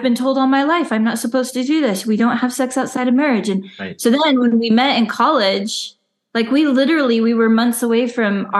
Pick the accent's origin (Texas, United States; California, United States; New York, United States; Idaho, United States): Idaho, United States; Southeast; also born or lived in Utah; now in Oregon, United States; now we live in Oregon right now, but we both grew up in Southeast Idaho, and I grew up in Utah until I was 10.